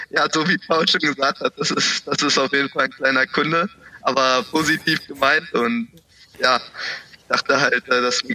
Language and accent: German; Cottbus, Brandenburg, Germany; Ich, ich bin Urkottbusser.